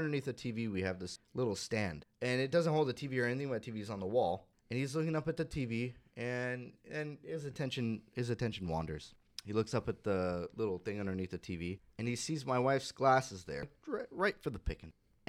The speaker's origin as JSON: {"language": "English", "region": "California", "country": "United States", "lives_now": "Southern California, United States", "said": "And I came from Northern California. When I first got here, I was like, God, people are so inconsiderate."}